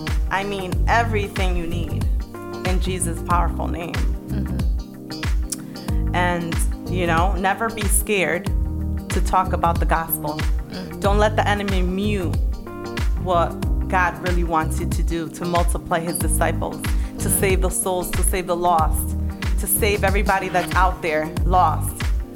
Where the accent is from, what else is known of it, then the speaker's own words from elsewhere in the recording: Dominican Republic; Where me and my son in DR, I'm from the Dominican Republic. You have another Dominicanita here.